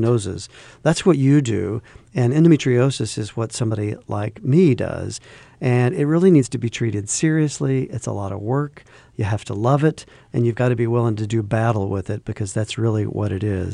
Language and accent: English; the South, United States; I grew up in the South